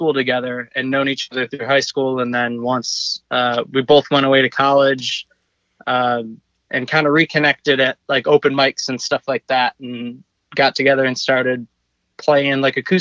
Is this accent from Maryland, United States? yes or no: no; Buffalo, New York, United States; moved away as an adult; now in South Carolina, United States; Jess and I both back home in Buffalo, New York, where we're from